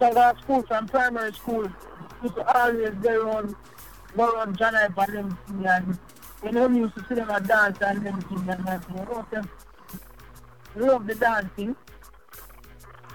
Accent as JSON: {"language": "English", "country": "Jamaica", "tie": "born or raised there", "moved": "yes", "said": "growing up in Jamaica, you know, I come from a place called Montreal"}